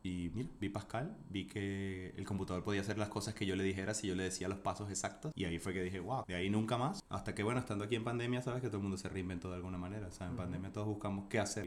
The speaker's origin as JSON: {"language": "Spanish", "country": "Venezuela", "also_born_or_lived": "Buenos Aires, Argentina / Chile", "moved": "as an adult", "lives_now": "Spain", "said": "Soy venezolano"}